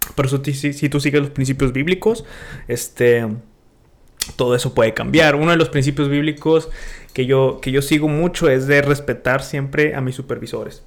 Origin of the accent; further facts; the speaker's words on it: Monterrey, Nuevo León, Mexico; moved away; de donde yo vengo es puro emprendedor